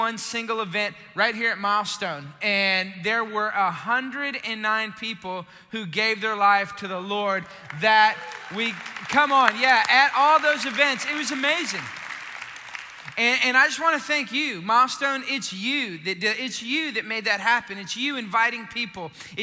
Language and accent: English; Austin, Texas, United States; moved away; I'm originally from Austin